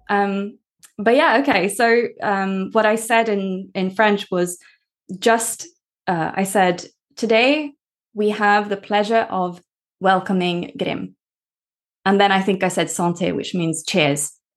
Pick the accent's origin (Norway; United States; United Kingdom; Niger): Norway; I grew up in Norway. So this is me living in Norway